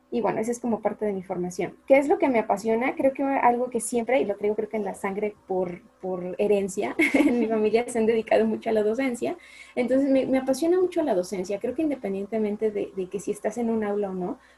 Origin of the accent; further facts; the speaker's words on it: Mexico; also born or lived in Aguascalientes; los que somos de aquí de México